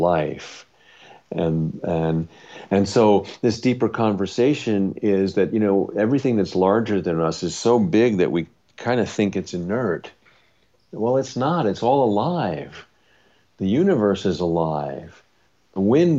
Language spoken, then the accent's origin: English; Long Island, New York, United States; we grew up on Long Island